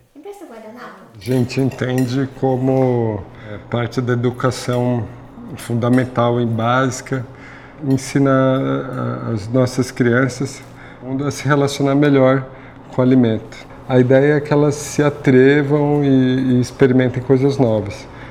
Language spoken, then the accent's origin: Portuguese; São Paulo, Brazil; Eu nasci em São Paulo, aqui na zona norte da cidade